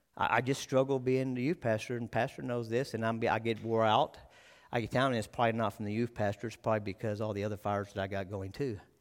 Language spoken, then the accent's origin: English; Texas, United States; moved away; I'm a Texas boy, I was born in Texas